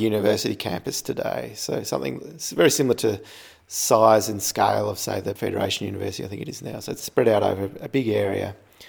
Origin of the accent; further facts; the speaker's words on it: Ballarat, Victoria, Australia; Growing up in Gillies Street, it was, I think it was a four-lane road back then when I was a kid.